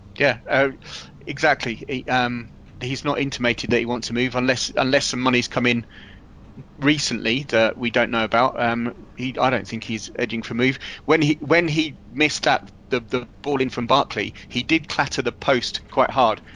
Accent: Milton Keynes, South East England, United Kingdom; living in and growing up in Milton Keynes

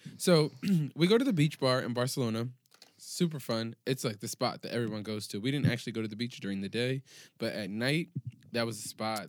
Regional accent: New York, United States; I'm from New York. Nice to meet you.

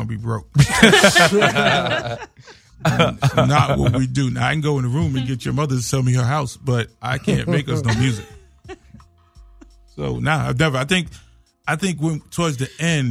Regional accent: New York City, New York, United States; moved away; also born or lived in Atlanta; I grew up on Cedric Avenue in the Bronx, so I grew up hip hop's birthplace. Like I'm born on Cedric

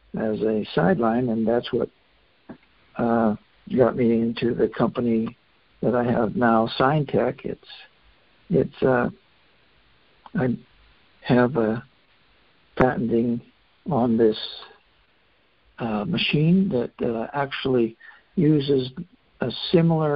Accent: Fairbanks, Alaska, United States; I grew up in Fairbanks

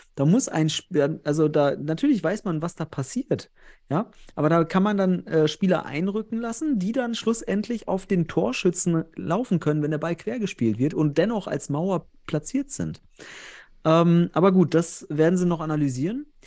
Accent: North Rhine-Westphalia, Germany; Ich komme ja selbst aus Westfalen

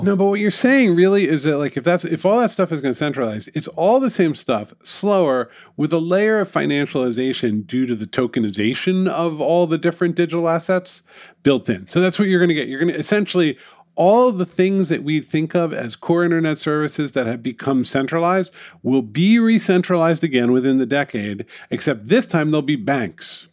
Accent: New York City, New York, United States; It's my hometown

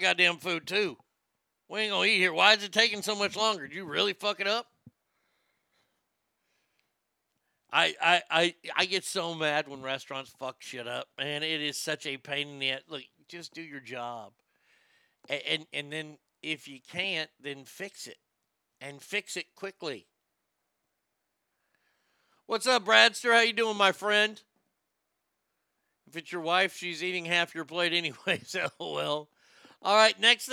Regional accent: the South, United States; I'm from the South

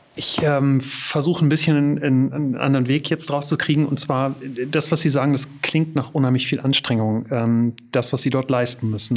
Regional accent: Germany; wir vielleicht als Deutsche oder in Deutschland

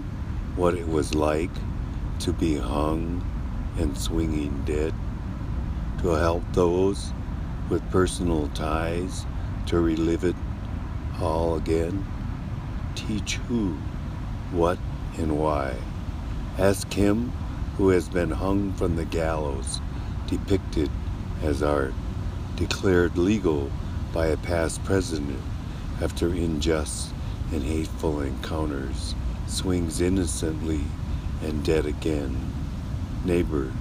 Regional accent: Minneapolis, Minnesota, United States; also born or lived in St. Paul, Minnesota; I was born and raised in Minnesota, born in Minneapolis, raised as a ward of the state

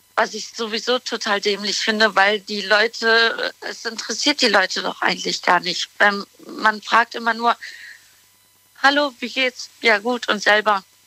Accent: Düsseldorf, North Rhine-Westphalia, Germany

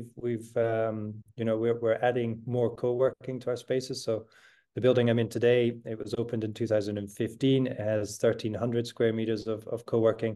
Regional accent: Edinburgh, Scotland, United Kingdom; now in Amsterdam, Netherlands; I'm Scottish, I'm from Edinburgh. When I left Edinburgh

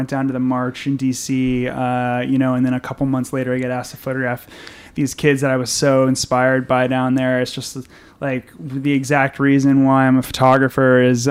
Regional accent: Fairfield County, Connecticut, United States; now in New York City, United States; I grew up in Connecticut, about an hour out of the city, in Fairfield County

